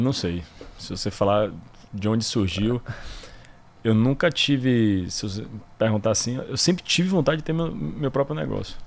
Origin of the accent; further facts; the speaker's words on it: Salvador, Bahia, Brazil; moved away as an adult; also born or lived in Pará / Tocantins / São Paulo / Rio de Janeiro; sou soteropolitano, Nasci aqui, vivi aqui minha vida inteira até me formar